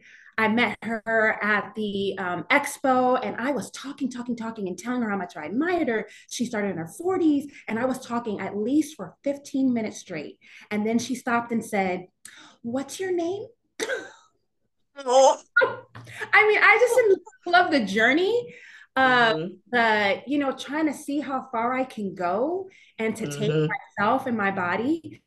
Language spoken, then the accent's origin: English; New York, United States; now in Charlotte, United States; learning about the community because I'm originally from New York.